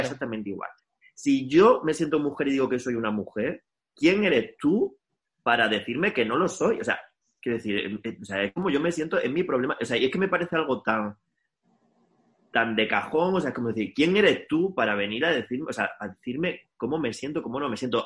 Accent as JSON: {"language": "Spanish", "town": "Linares", "region": "Andalusia", "country": "Spain", "accent": "andaluza", "said": "yo soy de Linares"}